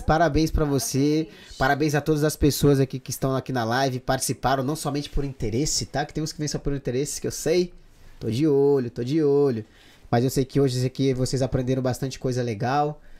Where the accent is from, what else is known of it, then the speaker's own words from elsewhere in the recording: Pará, Brazil; now in Madrid, Spain; Porque eu sou paraense, né? Lá do norte.